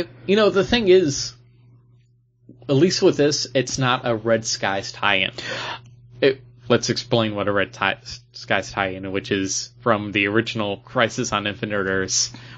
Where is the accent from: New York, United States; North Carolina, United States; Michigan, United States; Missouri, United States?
New York, United States; Buffalo; we're from Buffalo